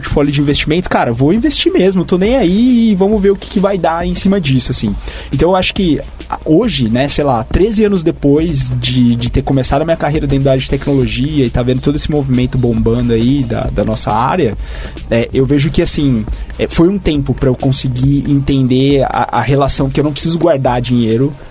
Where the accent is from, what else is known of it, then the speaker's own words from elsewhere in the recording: São Paulo, Brazil; E eu vim do interior de São Paulo, então acho que esse é um ponto interessante também quando a gente olha a realidade de São Paulo.